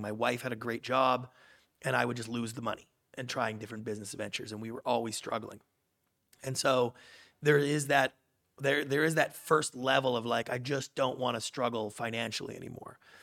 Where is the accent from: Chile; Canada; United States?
Canada; moved away; I grew up in Canada